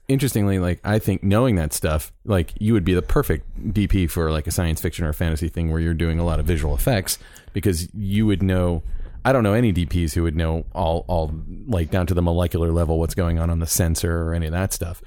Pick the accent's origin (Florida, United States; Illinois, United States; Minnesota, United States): Florida, United States; Orlando; I'm from Orlando